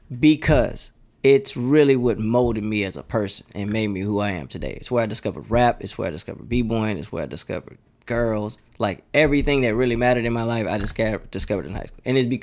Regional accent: Houston, Texas, United States; so I grew up in a neighborhood called Farm Meadow. I went to Welch Middle School. I was zoned to Westbury, but I ended up going to Westside High School.

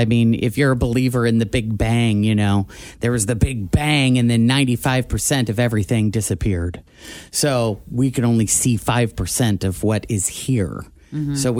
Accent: Illinois, United States; moved away; I was from Illinois

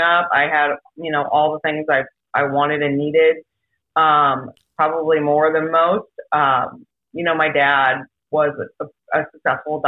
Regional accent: Webster Groves, Missouri, United States; moved away as an adult; also born or lived in Clayton, Missouri / Los Angeles; I grew up in Webster

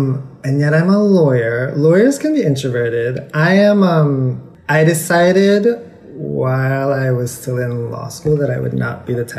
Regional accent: Jamaica; moved away as an adult; also born or lived in Miami, United States / Boston, United States; now in New York, United States; I grew up mostly in Jamaica and Miami.

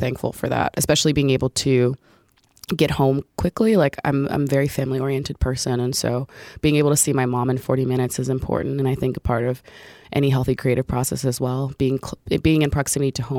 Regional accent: Orange, New Jersey, United States; I grew up in Orange, New Jersey, which is a suburb about 15 minutes outside of Newark

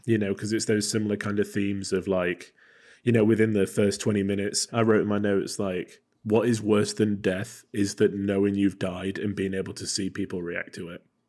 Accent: England, United Kingdom; I am English

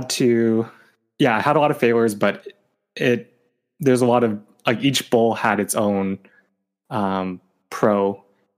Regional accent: Sacramento, California, United States; coming back to my hometown of Sacramento

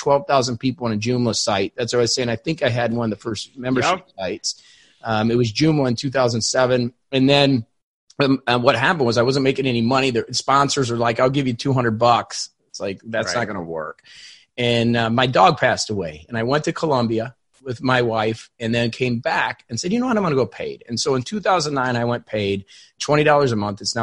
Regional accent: Indiana, United States; now in Florida, United States; I live in Florida, but I'm from Indiana

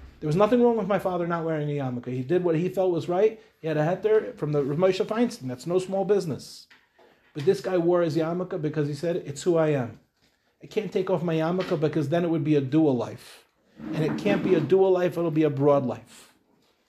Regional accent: Lawrence, New York, United States; now in Israel; I grew up in Lawrence

